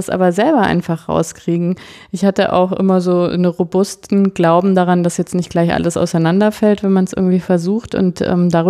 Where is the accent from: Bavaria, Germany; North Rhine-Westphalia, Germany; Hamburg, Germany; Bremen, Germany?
Bavaria, Germany; Äh, ich war ja ähm, katholisch, aus einer katholischen Familie, sprich es gab also das Christkind. Ich bin ja in Franken groß geworden, in der Nähe von Nürnberg.